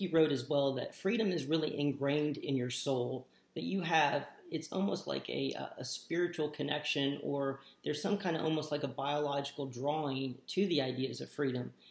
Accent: United States; we were born and raised in the United States

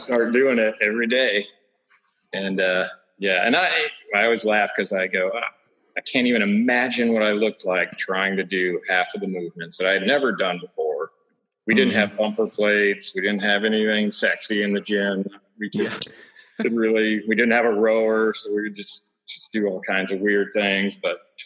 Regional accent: Colorado, United States; also born or lived in Fort Campbell; now in Tennessee, United States; I'm originally from Colorado.

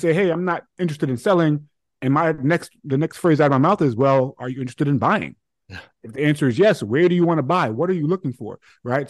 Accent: New York City, New York, United States; now in Connecticut, United States; I grew up in Hollis, Queens

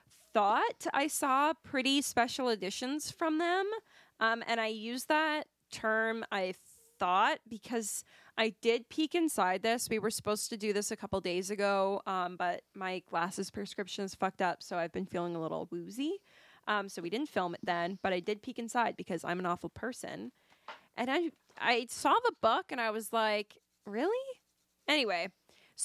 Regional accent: Canada; we are Canadian

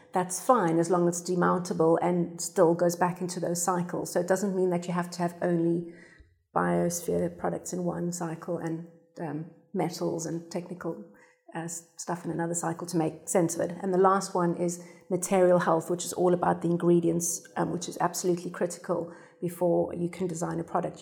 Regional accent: South Africa; now in United Kingdom; I'm South African

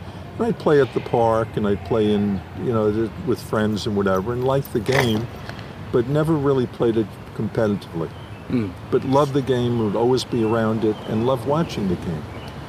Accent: New York City, New York, United States; growing up in New York City in the late 50s and early 60s

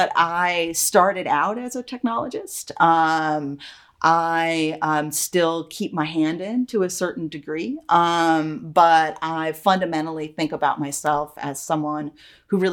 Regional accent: Troy, New York, United States; a residential YWCA in my hometown of Troy, New York.

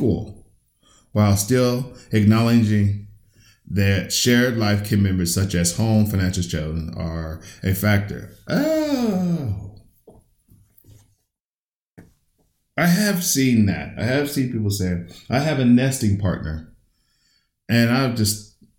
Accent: United States; I was raised in raised in the United States.

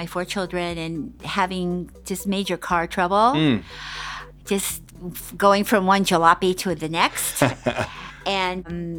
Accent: Oakland, California, United States; moved away as an adult; also born or lived in Hawaii / Michigan / Nebraska; now in Fremont, United States; Well, Oakland is actually my hometown.

